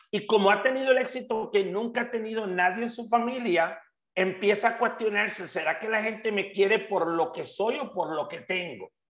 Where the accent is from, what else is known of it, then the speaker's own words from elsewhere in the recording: Puerto Rico; moved away as an adult; now in Mexico; Hasta que me fui de Puerto Rico, que me vine a vivir a México hace cerca de 10 años